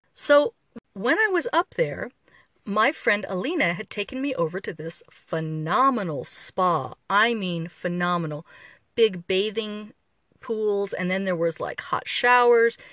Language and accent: English; Midwest, United States; moved away; an American, especially an American from the Midwest